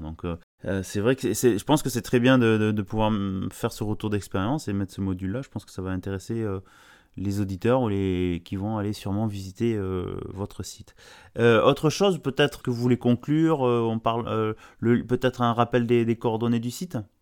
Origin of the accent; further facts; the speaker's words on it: France; en, tant que Français